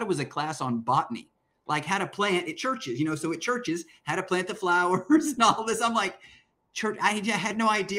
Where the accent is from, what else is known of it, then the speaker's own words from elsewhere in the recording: Lubbock, Texas, United States; moved away; I am from Lubbock, Texas, born and raised in Lubbock, Texas.